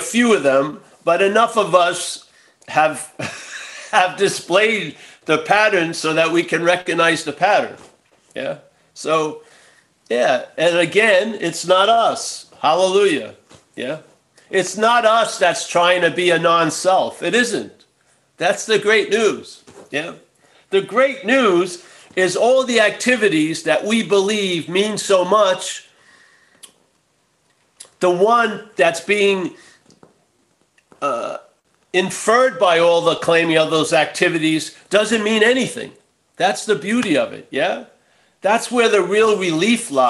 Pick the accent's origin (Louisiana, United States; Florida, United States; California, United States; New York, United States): New York, United States; when I growing up in New York